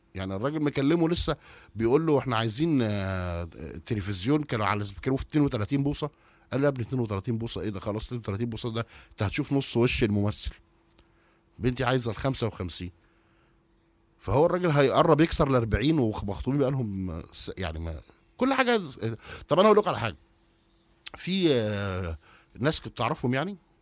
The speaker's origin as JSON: {"language": "Arabic", "country": "Egypt", "said": "عندنا في مصر"}